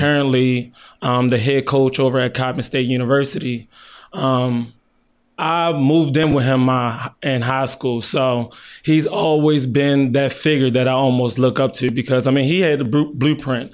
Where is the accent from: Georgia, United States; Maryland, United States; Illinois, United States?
Maryland, United States; Baltimore; moved away; also born or lived in California; I grew up in Baltimore City.